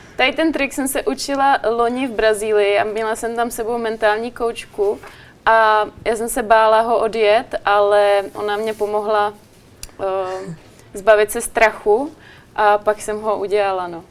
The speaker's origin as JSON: {"language": "Czech", "country": "Czechia", "said": "pocházím z České republiky"}